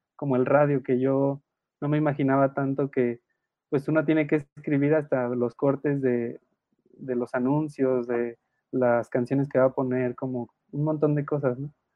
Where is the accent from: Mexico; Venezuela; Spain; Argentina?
Mexico; Querétaro; yo soy de Querétaro